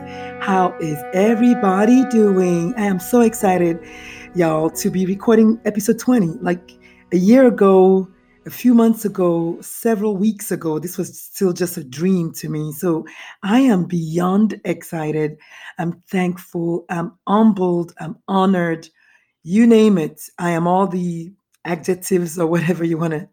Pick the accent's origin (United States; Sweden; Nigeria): Nigeria; moved away; I was raised in Nigeria, born in Nigeria.